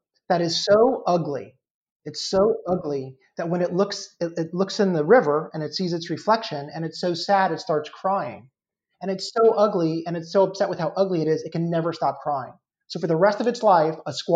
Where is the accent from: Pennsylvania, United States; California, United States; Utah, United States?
California, United States; Los Angeles; I was born in Tarzana, went to Taft High.